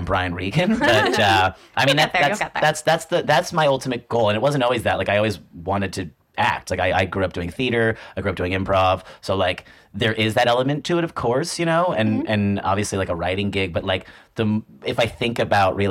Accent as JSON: {"language": "English", "area": "northwest suburbs of Chicago", "region": "Illinois", "country": "United States", "tie": "born or raised there", "moved": "as an adult", "lives_now": "New York, United States", "said": "I am from Chicago originally. Well, northwest suburbs of Chicago"}